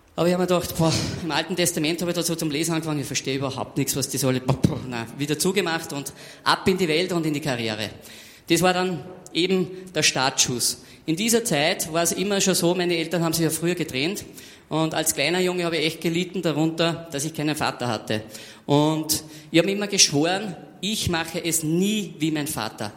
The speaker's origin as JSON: {"language": "German", "country": "Austria", "said": "Also ich bin damals in der dritten Klasse, Hauptschule war das bei uns in Österreich"}